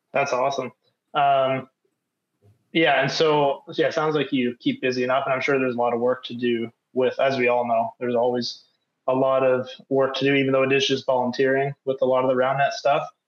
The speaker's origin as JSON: {"language": "English", "country": "Canada", "moved": "as an adult", "lives_now": "Norway", "said": "I'm from Canada, so we had to learn French"}